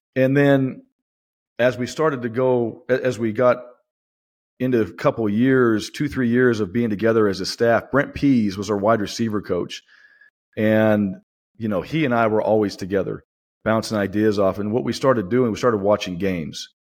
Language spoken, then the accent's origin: English; Boise, Idaho, United States; moved away; it's my hometown